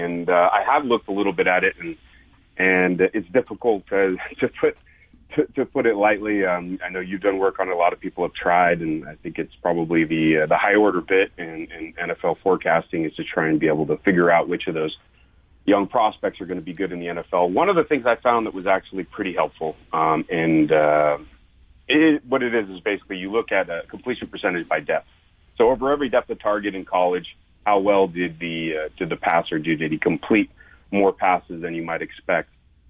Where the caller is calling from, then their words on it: Idaho, United States; We're in North Idaho today. It's snowing and I think 27 degrees.